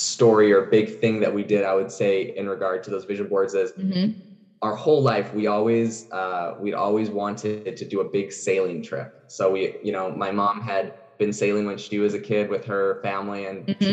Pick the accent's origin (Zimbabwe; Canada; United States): Canada; Vancouver Island, British Columbia; I'm actually originally from Vancouver Island in Canada